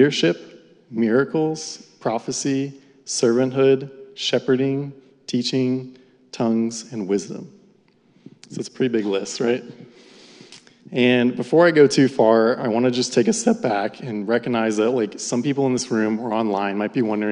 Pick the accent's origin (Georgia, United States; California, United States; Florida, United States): Florida, United States; Jupiter; I grew up in South Florida around the West Palm area, more specifically the town of Jupiter